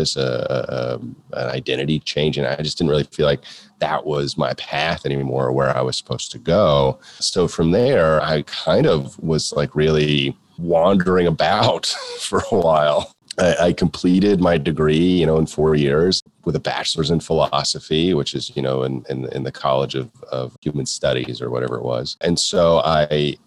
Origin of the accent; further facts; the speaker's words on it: Florida, United States; moved away as an adult; also born or lived in Texas; I was from Florida